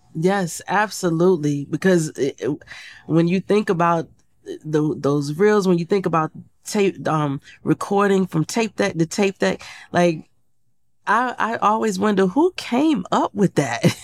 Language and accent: English; Portsmouth, Virginia, United States; moved away; I grew up in Portsmouth, Virginia.